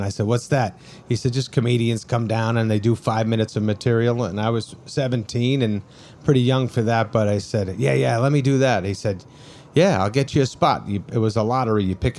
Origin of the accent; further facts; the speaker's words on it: Brooklyn, New York, United States; We're from Brooklyn, New York. Yes, there's Brooklyn people here. This feels very Brooklyn, doesn't it?